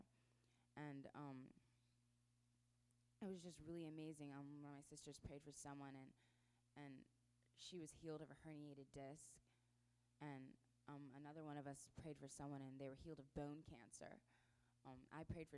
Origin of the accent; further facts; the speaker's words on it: Maryland, United States; We are from Maryland